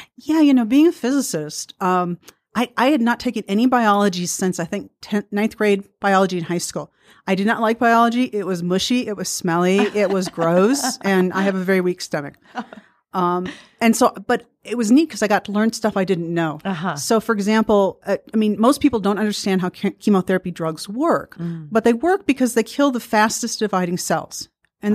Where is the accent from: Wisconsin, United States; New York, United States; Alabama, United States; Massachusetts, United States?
Wisconsin, United States; Milwaukee; I grew up in Milwaukee